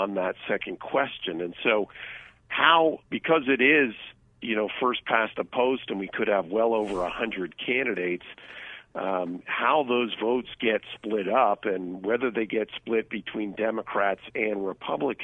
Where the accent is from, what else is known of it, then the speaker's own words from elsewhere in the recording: California, United States; As a Californian